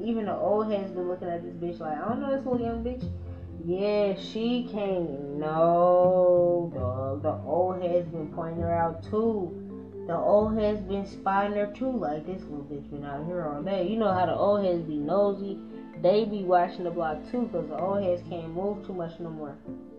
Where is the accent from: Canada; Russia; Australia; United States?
United States; Winston-Salem, North Carolina; I'm from Winston-Salem, North Carolina.